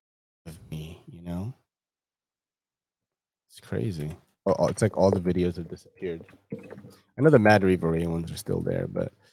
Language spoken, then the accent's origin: English; California, United States; I grew up in SoCal. I've worked at a lot of clinics there.